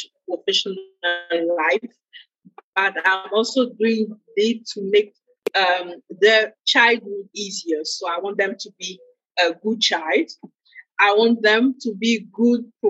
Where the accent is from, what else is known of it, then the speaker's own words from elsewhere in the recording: Côte d’Ivoire; moved away; also born or lived in Senegal; I'm originally from West Africa, Côte d'Ivoire, and in Ivory Coast, the culture is the way good humor is something normal.